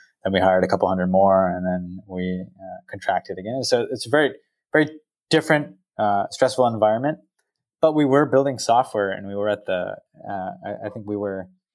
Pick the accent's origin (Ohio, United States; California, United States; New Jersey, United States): California, United States; Silicon Valley; I grew up here in the Valley